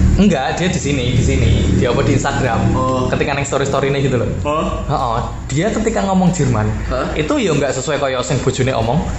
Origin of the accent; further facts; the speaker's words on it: Java, Indonesia; accent: Javanese; kita ngomong pakai bahasa Jawa tapi daripada, maksudnya Indonesia dengan logat Jawa